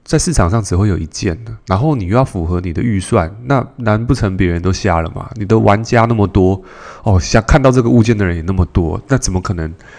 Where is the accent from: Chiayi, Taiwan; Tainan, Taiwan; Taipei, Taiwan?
Taipei, Taiwan; 因为我我从小就台北市长大嘛。